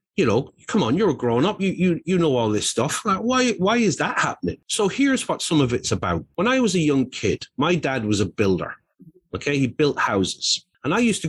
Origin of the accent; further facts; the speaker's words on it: Ireland; I grew up in Roman Catholic Ireland in the 1970s